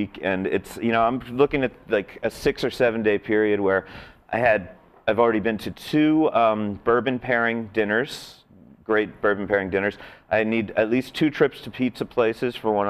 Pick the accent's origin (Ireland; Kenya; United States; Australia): United States; Philadelphia, Pennsylvania; now in Las Vegas, United States; I grew up in Philly